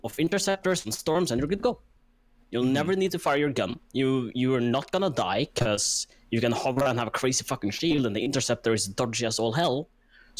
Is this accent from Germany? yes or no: no; Norway; I am a sloth from Norway.